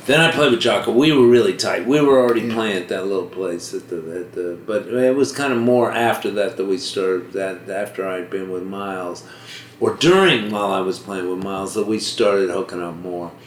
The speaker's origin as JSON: {"language": "English", "town": "Washington", "region": "District of Columbia", "country": "United States", "tie": "born or raised there", "also_born_or_lived": "Boston", "moved": "yes", "said": "I was born in Boston, but I so, but I lived, uh, kind of grew up in Washington, D.C."}